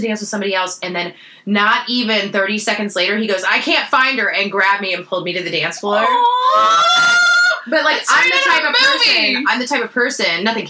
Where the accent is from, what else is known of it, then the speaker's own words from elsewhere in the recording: St. Louis, Missouri, United States; I'm from the Lou and I'm proud.